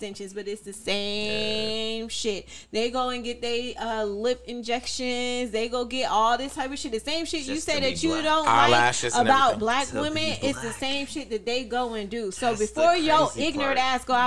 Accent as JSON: {"language": "English", "region": "the South", "country": "United States", "said": "I'm from the South. I'm originally from the South"}